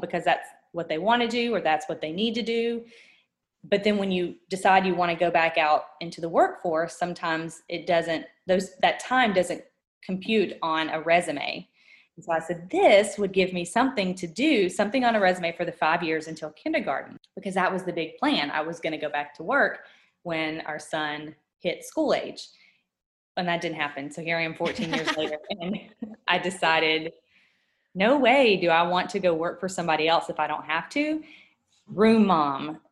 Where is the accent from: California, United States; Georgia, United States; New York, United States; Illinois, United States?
Georgia, United States; moved away as an adult; also born or lived in Washington State; We're both born and raised in Georgia, my husband and I, and had never moved or left the state outside of vacationing